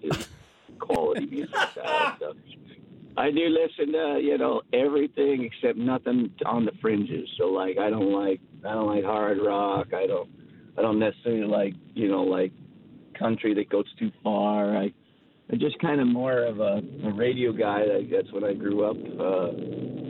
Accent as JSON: {"language": "English", "region": "Montana", "country": "United States", "moved": "yes", "lives_now": "Calgary, Canada", "said": "I'm from Montana"}